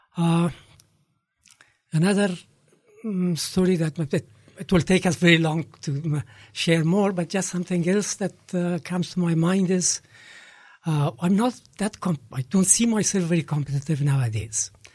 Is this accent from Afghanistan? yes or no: yes; Kabul, Afghanistan; I was growing up in Kabul